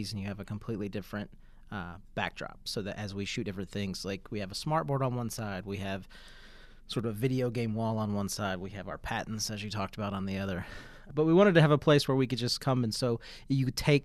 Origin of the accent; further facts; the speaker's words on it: Pikeville, Kentucky, United States; Growing up in Pikeville